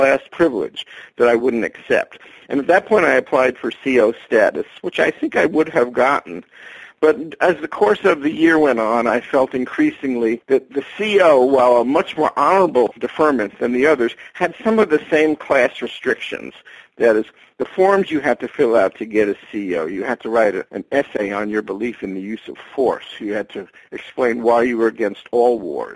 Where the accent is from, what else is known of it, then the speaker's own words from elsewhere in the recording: New York City, New York, United States; I grew up in New York City.